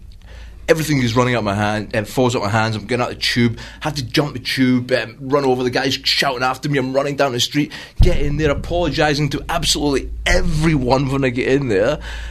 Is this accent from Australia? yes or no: yes; Ballarat, Victoria, Australia; Yeah. I'm from Ballarat.